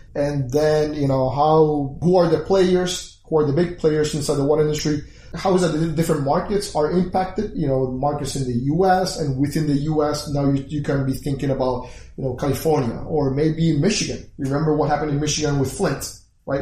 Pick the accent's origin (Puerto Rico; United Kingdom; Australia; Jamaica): Puerto Rico; moved away; I was born in Puerto Rico, left about 20, 21 years ago